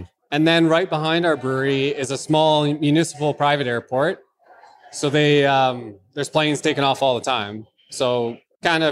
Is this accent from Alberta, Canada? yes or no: yes; Alberta, Canada; now in Courtenay, Canada; I'm from Alberta.